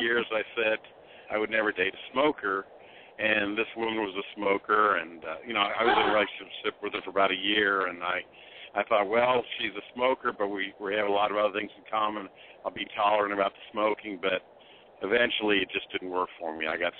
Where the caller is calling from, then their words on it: Indianapolis, Indiana, United States; Yeah, this is fall in Indianapolis. I haven't called in several months. 53 years old.